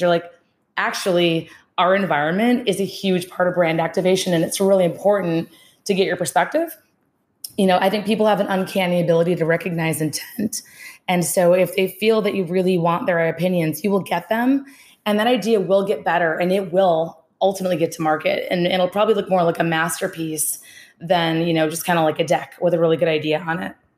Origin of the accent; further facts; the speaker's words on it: Minnesota, United States; accent: Midwest; moved away as an adult; also born or lived in Boston; being born and raised in Minnesota, uh, two houses down from a farm